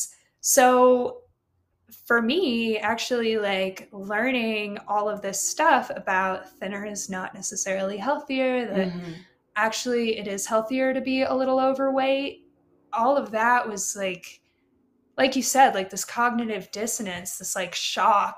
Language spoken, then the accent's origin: English; Carbondale, Colorado, United States; also born or lived in Ukraine / Maui / Japan; I was raised and like generally grew up, like growing up in Colorado